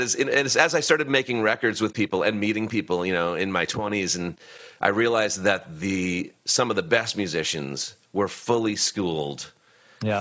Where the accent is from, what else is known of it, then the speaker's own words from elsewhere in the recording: Boston, Massachusetts, United States; I lived in Boston. I grew up in Boston